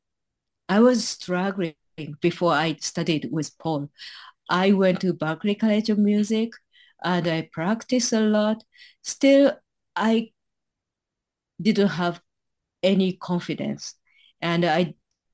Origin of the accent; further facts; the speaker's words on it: Japan; I was born in Japan, grew up in here in Japan